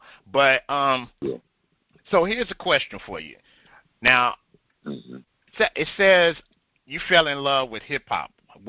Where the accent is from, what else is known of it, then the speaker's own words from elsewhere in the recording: Compton, California, United States; I'm a L.A. Compton boy, you know, so I know the whole background over in that area as well.